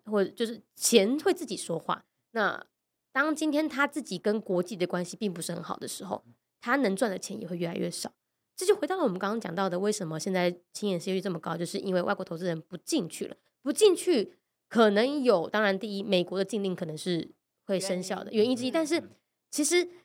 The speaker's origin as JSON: {"language": "Chinese", "country": "Taiwan", "said": "我们台湾人"}